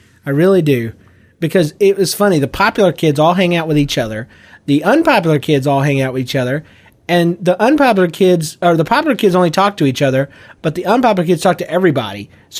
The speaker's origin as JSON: {"language": "English", "region": "Louisiana", "country": "United States", "said": "this dude was whiter than I was, you know, and I'm Cajun, and I work at a comic book shop."}